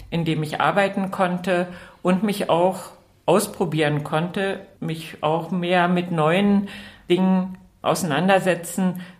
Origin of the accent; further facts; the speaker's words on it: East Germany, Germany; moved away; Ja, genau. Also es wäre mir damals schwer vorstellbar gewesen, dass mein Mann in die DDR rüberkommt.